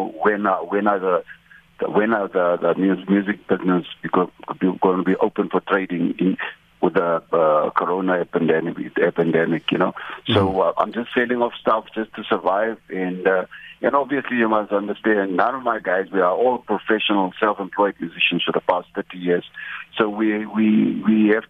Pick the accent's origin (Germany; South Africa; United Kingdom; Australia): South Africa; Kimberley, Northern Cape; I'm from Northern Cape, from Kimberley